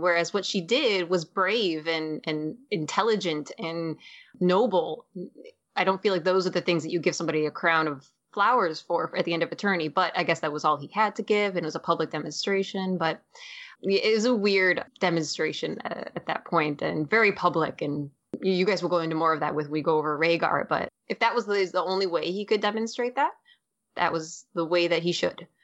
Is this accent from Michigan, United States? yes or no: yes; Michigan, United States; I grew up in Michigan